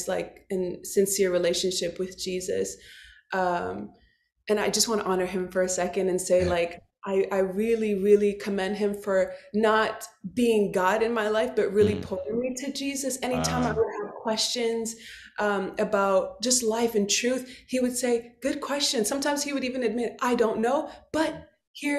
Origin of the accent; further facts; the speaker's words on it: Montreal, Quebec, Canada; also born or lived in Dallas, Texas; I was born and raised in Montreal, Quebec. So I'm Canadian.